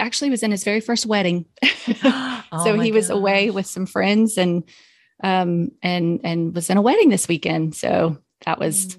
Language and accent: English; Southern United States, United States; I'm from the South. But I don't drink sweet tea at all. I used to when I grew up drinking sweet tea